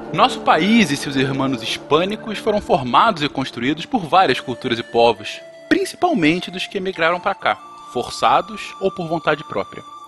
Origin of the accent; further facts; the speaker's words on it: Brazil; somos brasileiros